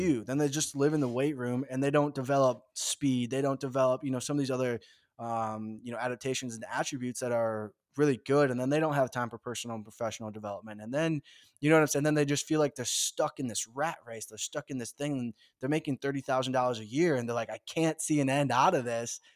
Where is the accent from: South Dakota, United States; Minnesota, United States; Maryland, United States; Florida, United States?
Minnesota, United States; born and raised in the Midwest in the great state of Minnesota